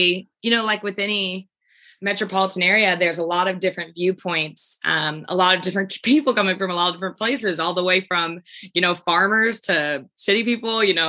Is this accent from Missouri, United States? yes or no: yes; Kansas City, Missouri, United States; I grew up in Kansas City